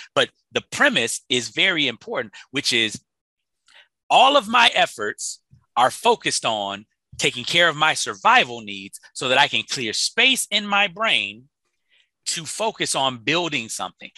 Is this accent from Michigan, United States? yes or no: no; Chicago, Illinois, United States; I'm from Chicago, so you know we got the it's the windy city.